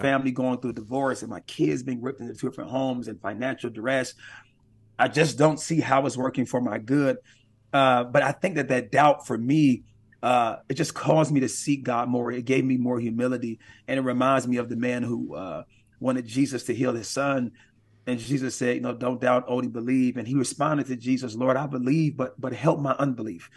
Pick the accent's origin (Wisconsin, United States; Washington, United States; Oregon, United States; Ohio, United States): Wisconsin, United States; Milwaukee; Milwaukee is my hometown, born and raised in Milwaukee